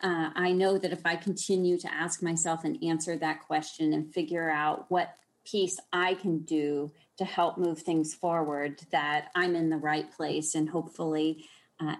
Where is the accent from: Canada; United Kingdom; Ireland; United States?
United States; Austin, Texas; growing up in Texas, of course, in Austin